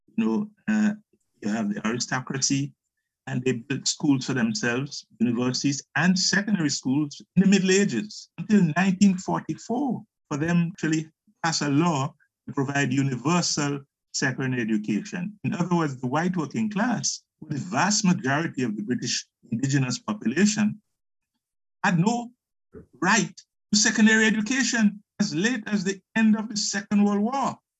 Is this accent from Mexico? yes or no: no; Grenada; moved away as an adult; also born or lived in England; I'm from Grenada in the Caribbean